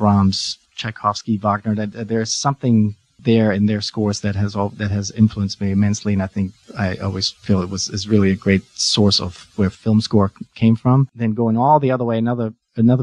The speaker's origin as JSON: {"language": "English", "country": "Germany", "moved": "yes", "said": "I'm from Germany originally."}